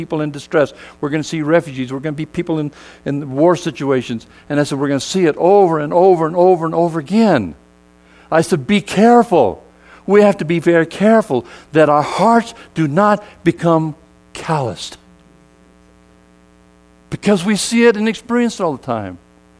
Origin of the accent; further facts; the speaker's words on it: South Korea; born there; You know, I told you I was born in Korea, but I probably don't look like a Korean, do I?